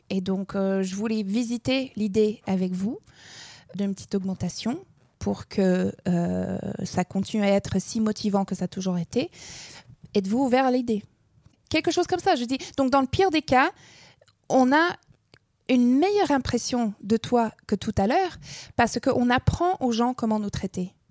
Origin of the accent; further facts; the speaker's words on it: Alberta, Canada; first language English; French is a second language; moved away; j'ai grandi dans, dans l'Alberta